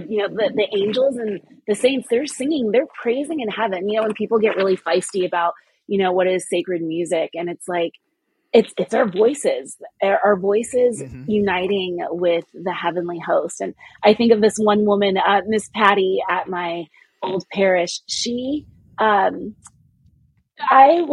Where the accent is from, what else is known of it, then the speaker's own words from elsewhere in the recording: California, United States; I'm Nigerian American. My parents were born and raised in Nigeria, and I was born and raised in California